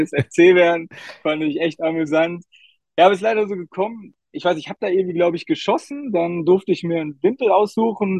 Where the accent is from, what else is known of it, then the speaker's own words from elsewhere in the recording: Duisburg, North Rhine-Westphalia, Germany; ich bin in Duisburg geboren